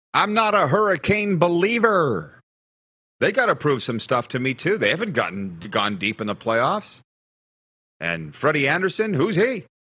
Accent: Milestone, Saskatchewan, Canada; moved away; I'm from Milestone, Saskatchewan, population 640

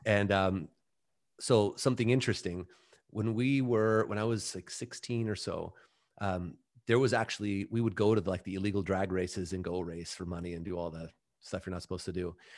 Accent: Mission Viejo, California, United States; we had opened our own gym in, uh, my hometown, Mission Viejo

